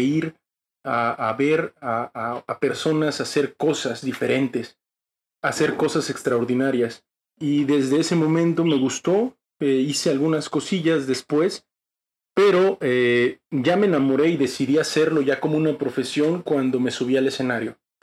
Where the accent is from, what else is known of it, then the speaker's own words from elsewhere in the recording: Tuxtla Gutiérrez, Chiapas, Mexico; soy de Tuxtla Gutiérrez, Chiapas